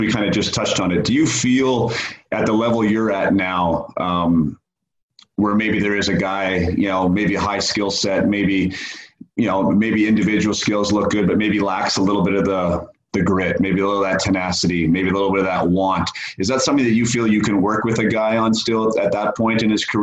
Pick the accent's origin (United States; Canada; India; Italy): Canada; being a Canadian hockey player